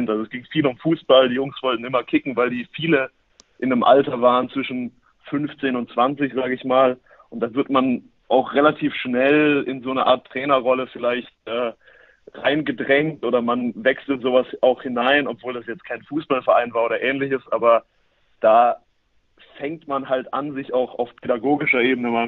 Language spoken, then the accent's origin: German; Norderstedt, Schleswig-Holstein, Germany; now in Paderborn, Germany; ich komme aber eigentlich aus dem Norden, nämlich aus Norderstedt, dem Norden von Hamburg sogar, nicht nur im Norden von Deutschland. Ähm, dort bin ich aufgewachsen